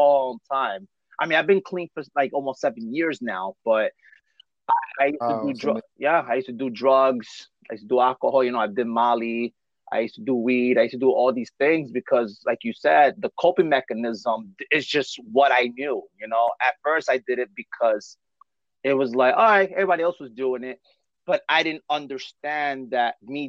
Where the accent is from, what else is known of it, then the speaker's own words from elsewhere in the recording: New York City, New York, United States; now in New Jersey, United States; I live in Jersey, but I'm originally from Bushwick of Brooklyn, New York